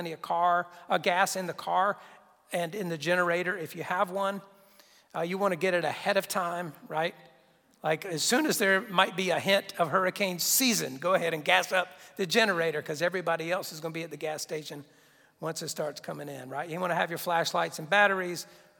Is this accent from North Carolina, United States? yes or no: yes; Wilmington, North Carolina, United States; I'm from Wilmington